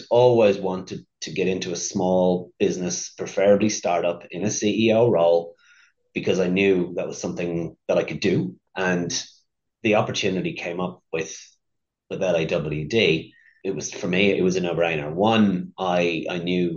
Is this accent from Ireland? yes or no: yes; Dublin, Leinster, Ireland; now in Australia; I grew up in Dublin in the city in Ireland